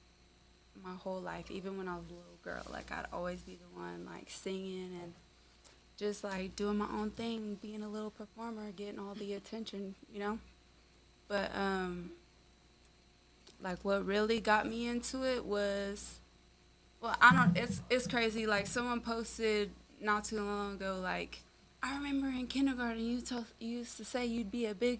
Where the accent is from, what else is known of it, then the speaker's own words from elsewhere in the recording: Oregon, United States; moved away as an adult; now in Las Vegas, United States; I'm from Oregon, mainly. That was like where I spent most of my like teenage life